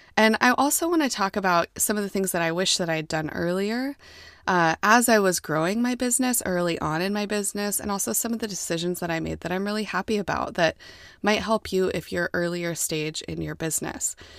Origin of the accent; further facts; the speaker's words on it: United States; I'm American, and I was raised to be an American